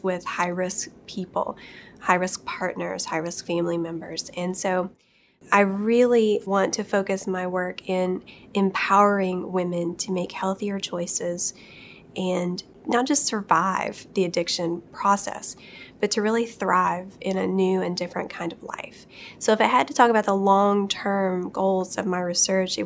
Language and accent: English; Appalachia, United States; I'm from Appalachia.